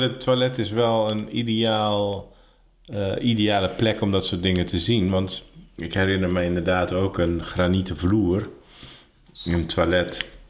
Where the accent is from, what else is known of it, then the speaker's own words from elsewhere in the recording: Ursem, North Holland, Netherlands; also born or lived in Heerhugowaard; Ik fietste vroeger altijd van mijn geboortedorp Ursem naar Heerengewaard. Daar zat ik op de middelbare school